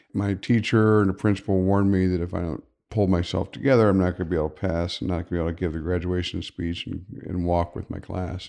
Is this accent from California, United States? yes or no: no; Upper Arlington, Ohio, United States; I grew up in Upper Arlington